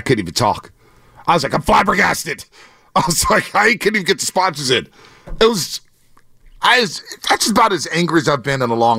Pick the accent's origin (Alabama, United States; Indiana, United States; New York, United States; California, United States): California, United States; San Francisco; We grew up in San Francisco.